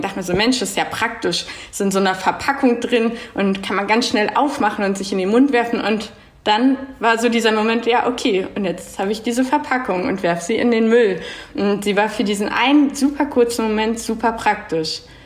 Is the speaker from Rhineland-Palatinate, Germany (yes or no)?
no; Berlin, Germany; moved away as an adult; now in Zurich, Switzerland; wohne in Zürich zurzeit, bin aus Berlin